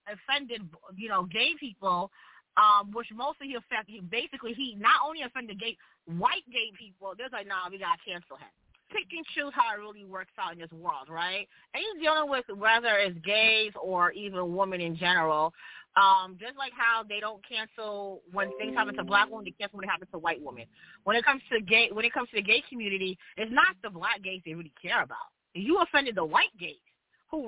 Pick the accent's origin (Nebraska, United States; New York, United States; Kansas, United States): New York, United States; I'm from New York